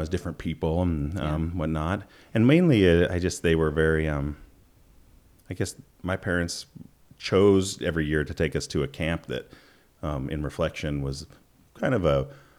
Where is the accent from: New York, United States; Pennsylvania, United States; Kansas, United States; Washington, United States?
Washington, United States; Ellensburg; I was born in Ellensburg, Washington